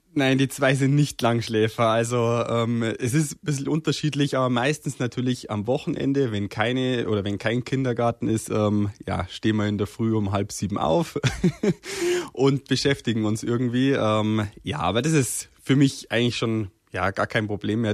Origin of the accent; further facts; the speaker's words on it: Berchtesgaden, Bavaria, Germany; accent: Bavarian; also born or lived in Sonneberg, Thuringia; ich bin eigentlich quasi hier aufgewachsen, ähm, ja, in Bayern aufgewachsen